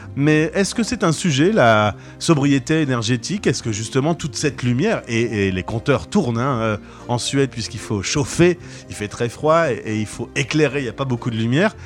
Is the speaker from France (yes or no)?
yes; France; chez nous en France